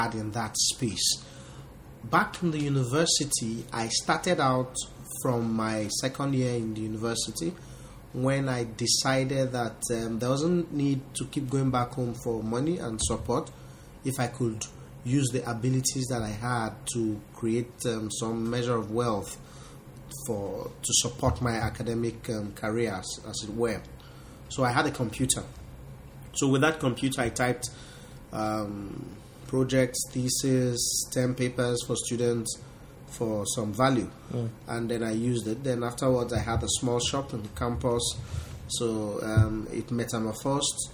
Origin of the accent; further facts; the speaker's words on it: Delta, Nigeria; I am from Delta State, Nigeria